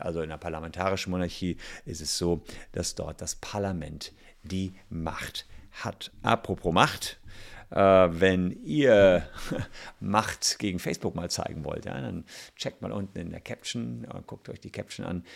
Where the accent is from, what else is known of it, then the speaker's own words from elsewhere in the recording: Germany; bei uns in Deutschland